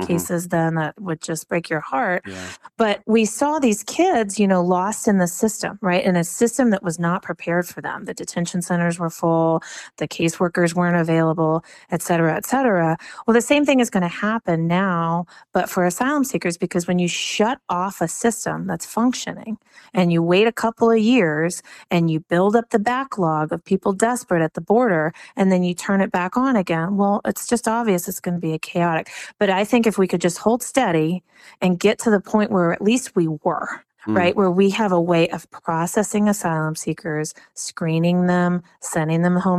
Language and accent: English; Texas, United States; it's really frustrating as a Texan. You know, I'm a lifelong Texan.